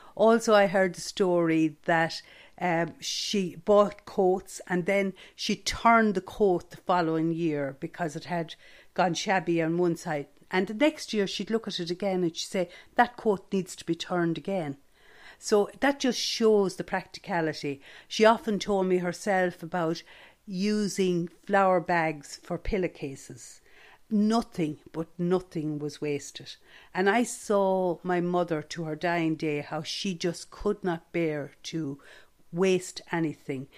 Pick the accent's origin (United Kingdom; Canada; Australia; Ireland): Ireland; Stradbally, Leinster; growing up in Stradbally